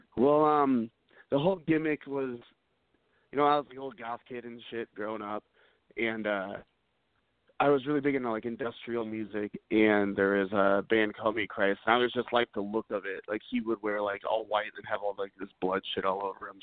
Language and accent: English; United States; moved away; I'm originally from the Quad Cities, which about three hours southwest of uh, Chicago